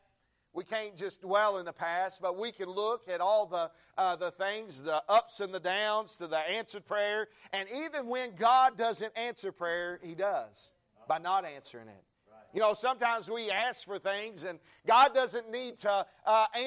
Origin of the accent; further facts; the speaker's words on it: the South, United States; now in Texas, United States; we're from the South